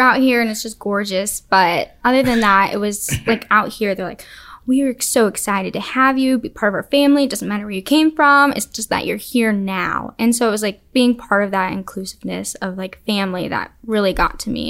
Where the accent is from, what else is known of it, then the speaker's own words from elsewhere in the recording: Alamogordo, New Mexico, United States; I'm from Alamogordo. It's about three hours south of Albuquerque